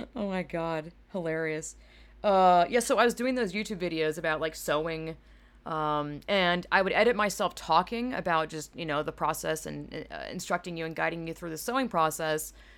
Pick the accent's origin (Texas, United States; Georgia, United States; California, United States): Georgia, United States; I am from Georgia, which is very southern